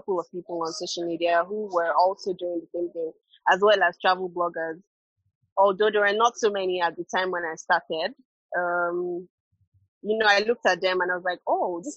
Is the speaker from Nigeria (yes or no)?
yes; Lagos, Nigeria; I grew up in Lagos as well, and I've always been here.